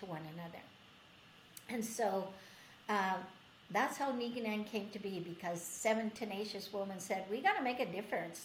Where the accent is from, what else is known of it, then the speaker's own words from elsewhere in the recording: Edmonton, Alberta, Canada; I'm coming from Beaver Hills House in Edmonton.